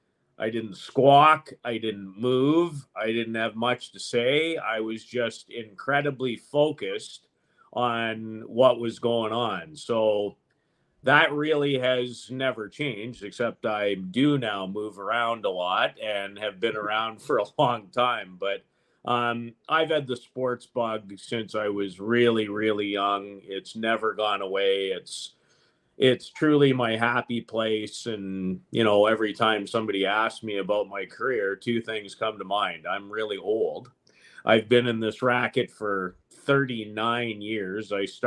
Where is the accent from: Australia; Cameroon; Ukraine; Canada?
Canada; Saskatoon, Saskatchewan; I grew up in Saskatoon